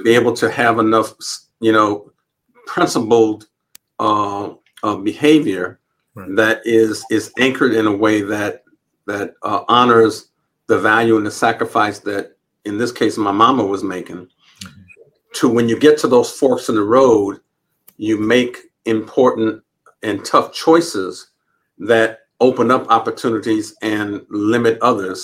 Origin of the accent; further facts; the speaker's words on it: Los Angeles, California, United States; also born or lived in St. Albans, Queens, New York; we moved out to Los Angeles, California, which is where my grandmother, her mother was. Okay. And uh, we grew up